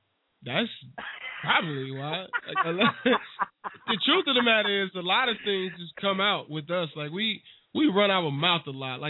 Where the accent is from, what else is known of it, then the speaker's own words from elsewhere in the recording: the South, United States; I'm from the South, too.